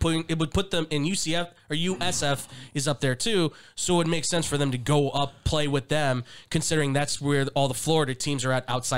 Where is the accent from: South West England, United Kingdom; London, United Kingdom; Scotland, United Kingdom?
Scotland, United Kingdom; I'm Scottish. Sorry.